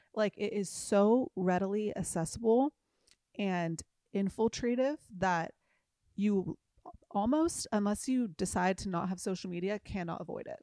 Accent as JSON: {"language": "English", "town": "Newport Beach", "region": "California", "country": "United States", "tie": "born or raised there", "said": "I grew up in Newport Beach"}